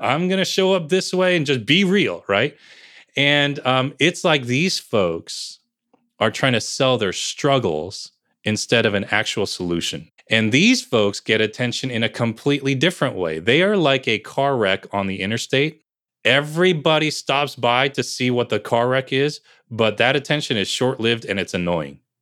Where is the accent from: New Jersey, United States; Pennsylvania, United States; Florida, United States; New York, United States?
New Jersey, United States; Bergen County; also born or lived in Piscataway, New Jersey; I grew up in New Jersey